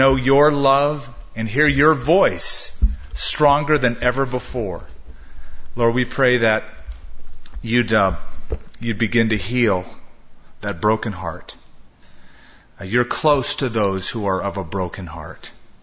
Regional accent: Southern California, United States; now in Albuquerque, United States; growing up in Southern California

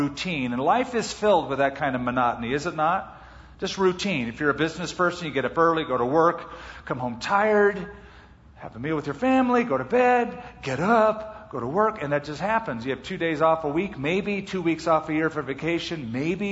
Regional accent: Los Angeles, California, United States; I grew up around Los Angeles

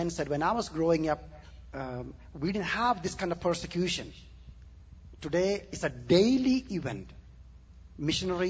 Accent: southern India, India; moved away; I was born and raised in India

